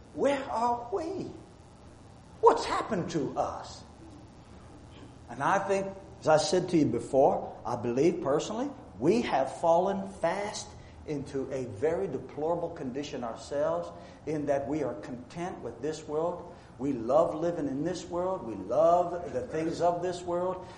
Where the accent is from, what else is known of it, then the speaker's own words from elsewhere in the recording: United States; I say this as an American who's proud of being an American